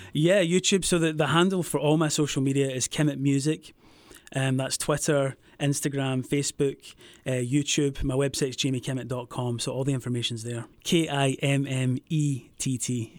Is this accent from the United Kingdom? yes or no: yes; Scotland, United Kingdom; moved away as an adult; also born or lived in Los Angeles; I'm from Scotland, from a, a wee town just outside Glasgow, the west coast of Scotland.